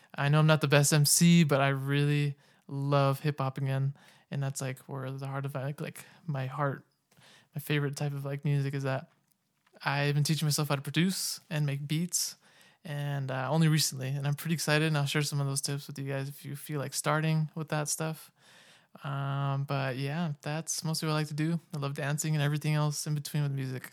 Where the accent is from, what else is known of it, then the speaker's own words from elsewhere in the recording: Sacramento, California, United States; now in Utah, United States; I'm originally from Sacramento, California.